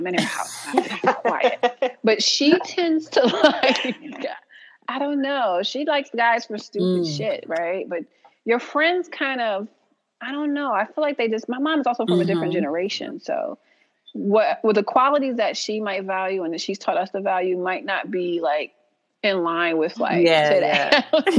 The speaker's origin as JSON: {"language": "English", "town": "New York City", "region": "New York", "country": "United States", "said": "I'm from Harlem"}